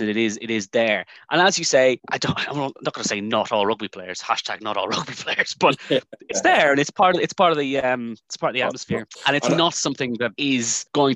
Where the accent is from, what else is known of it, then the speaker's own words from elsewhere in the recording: Dublin, Leinster, Ireland; moved away; I'm from Dublin